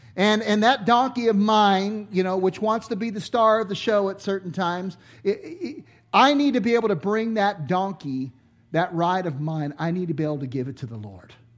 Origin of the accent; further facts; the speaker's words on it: Los Angeles, California, United States; I grew up in Los Angeles in the inner city